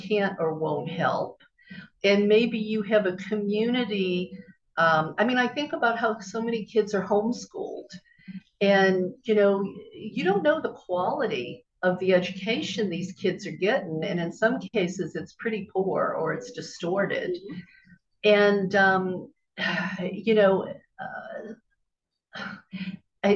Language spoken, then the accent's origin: English; Bible Belt, the South, United States; growing up in the South in the Bible Belt